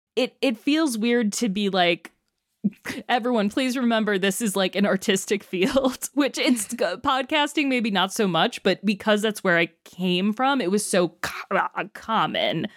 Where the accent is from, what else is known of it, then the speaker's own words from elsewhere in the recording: Chicago, Illinois, United States; my hometown of Chicago